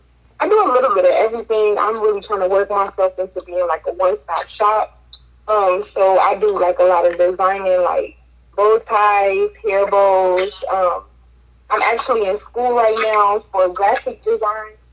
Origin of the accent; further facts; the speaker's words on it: Indianapolis, Indiana, United States; I'm from Indianapolis, Indiana.